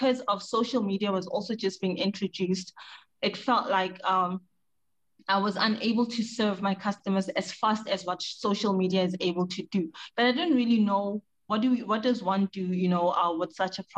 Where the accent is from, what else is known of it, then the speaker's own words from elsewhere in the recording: South Africa; moved away as an adult; now in Ghana; I was born, raised, educated, and started my career in South Africa